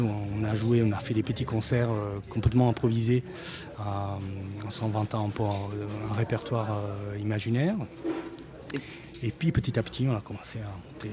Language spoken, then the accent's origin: French; Bari, Apulia, Italy; first language Italian; French is a second language; moved away as an adult; now in France; je suis né en Italie, à Bari